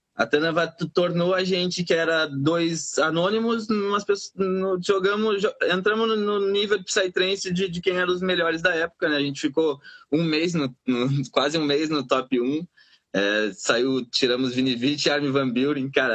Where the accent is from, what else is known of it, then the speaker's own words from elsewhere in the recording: Pelotas, Rio Grande do Sul, Brazil; moved away; Templo das Águas era um local na colônia onde eu fui criado